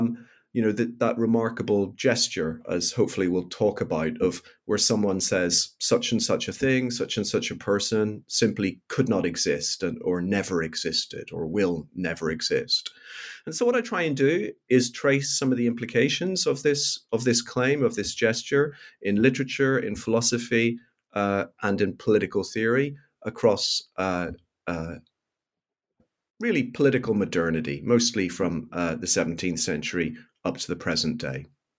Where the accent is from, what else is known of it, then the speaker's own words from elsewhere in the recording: Northern Ireland, United Kingdom; even as a very young child growing up in Northern Ireland